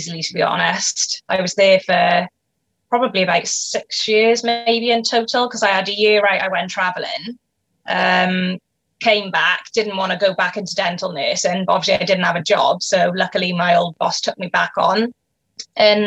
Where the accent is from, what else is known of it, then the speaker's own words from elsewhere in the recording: Cwmbran, Wales, United Kingdom; I'm from a little town called Cwmbran, which is in South Wales